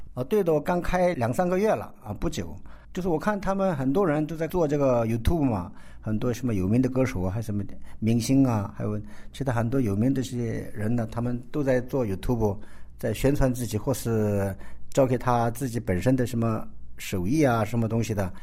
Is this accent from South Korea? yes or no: yes; South Korea; 我是中国的华侨，可是我不是在中国来的，我是我爸爸从中国来的。那我是从韩国出生的